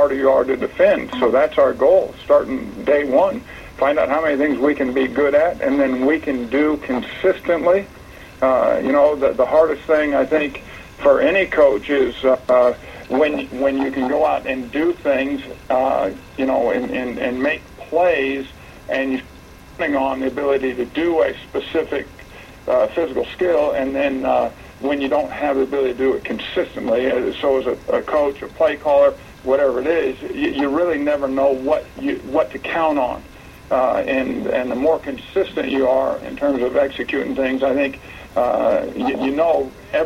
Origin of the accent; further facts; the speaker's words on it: Martinez, California, United States; growing up in Martinez, a West Coast guy